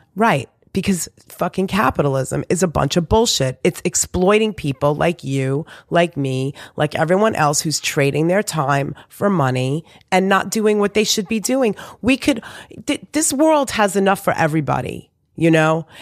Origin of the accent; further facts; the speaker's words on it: New York City, New York, United States; also born or lived in Long Island; I was born in Beth Israel